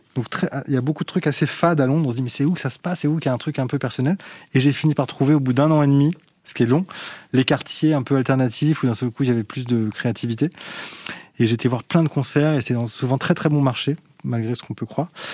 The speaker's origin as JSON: {"language": "French", "country": "France", "said": "intimement, je suis français"}